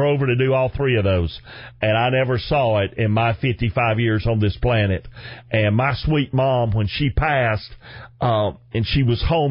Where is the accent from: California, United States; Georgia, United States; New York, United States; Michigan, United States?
Georgia, United States; Chickamauga; accent: thick; I'm born and raised in Chickamauga, Georgia